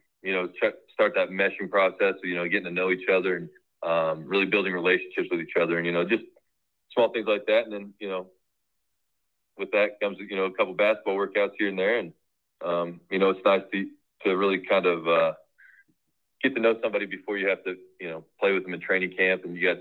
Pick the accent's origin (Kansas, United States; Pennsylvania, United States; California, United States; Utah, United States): Kansas, United States; I'm from Kansas